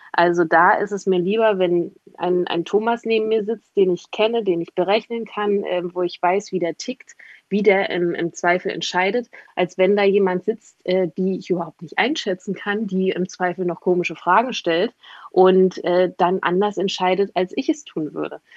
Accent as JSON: {"language": "German", "region": "East Germany", "country": "Germany", "said": "Ich komme aus Ostdeutschland."}